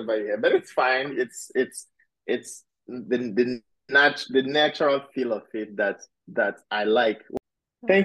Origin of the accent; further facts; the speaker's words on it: Nigeria; also born or lived in Pittsburgh, United States; now in United States; I'm Nigerian originally. And when I moved to the US, that was the city I landed in. And I stayed there for 14 years